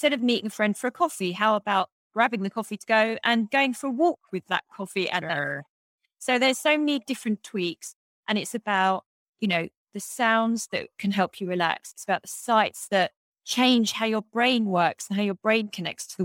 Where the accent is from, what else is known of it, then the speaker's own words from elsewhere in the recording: England, United Kingdom; moved away as an adult; also born or lived in New York City; this life that I had when I was growing up in England